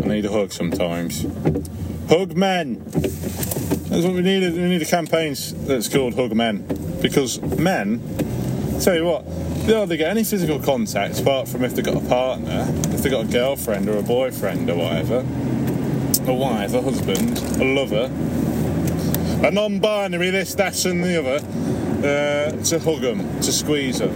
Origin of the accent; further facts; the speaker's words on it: Leicester, East Midlands, United Kingdom; I'm from Leicester, which is in the Midlands.